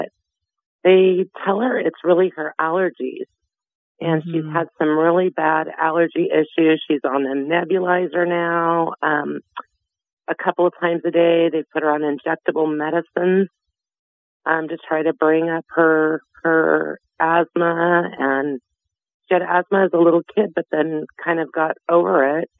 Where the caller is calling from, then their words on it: Visalia, California, United States; In Visalia. I'm in the Central Valley.